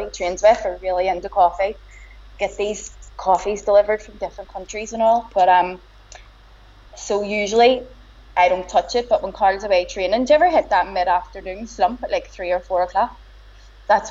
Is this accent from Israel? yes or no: no; Belfast, Northern Ireland, United Kingdom; accent: broad Belfast; I have the broadest Belfast accent